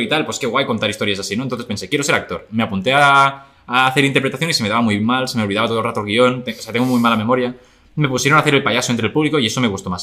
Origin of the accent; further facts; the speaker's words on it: El Masnou, Catalonia, Spain; yo nací en el Masnou en 1995.